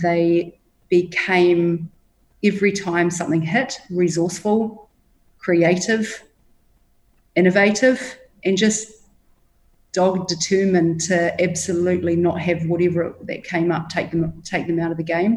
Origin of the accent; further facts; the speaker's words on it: Hawke's Bay, New Zealand; now in Bali, Indonesia; I grew up in Hawke's Bay in New Zealand